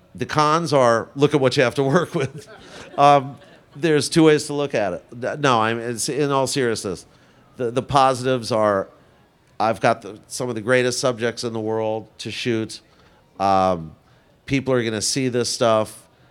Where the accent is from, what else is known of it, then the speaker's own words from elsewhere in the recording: New York City, New York, United States; I grew up in Forest Hills